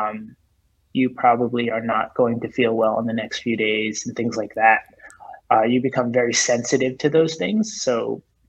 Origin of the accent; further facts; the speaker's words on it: Northeast, United States; also born or lived in New Jersey, United States; now in New York City, United States; I was born and raised in New York City. I grew up in New Jersey. I spent most of my time on the Northeast, New Jersey and New York City. I've lived in New York now for, gosh, I think 20 years. So I think it's safe to say I'm a New Yorker.